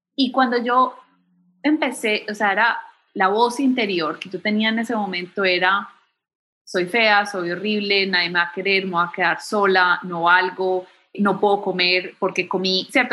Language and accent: Spanish; Medellín, Antioquia, Colombia; moved away as an adult; also born or lived in Bogotá / New York / Miami / Chicago; now in United States; Yo crecí en Medellín